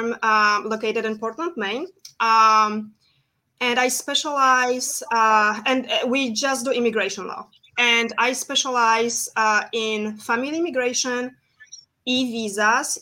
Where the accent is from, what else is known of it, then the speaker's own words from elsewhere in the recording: Poland; moved away as an adult; now in United States; Then I went back to Poland, my home country